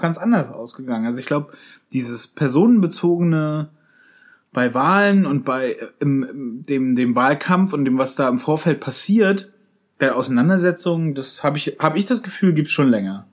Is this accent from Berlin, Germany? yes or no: no; Schleswig-Holstein, Germany; meiner Heimat in Schleswig-Holstein